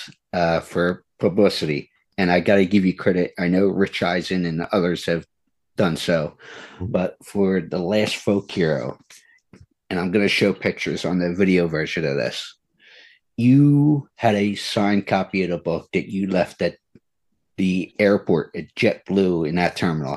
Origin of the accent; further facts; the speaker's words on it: New Jersey, United States; I'm from South Jersey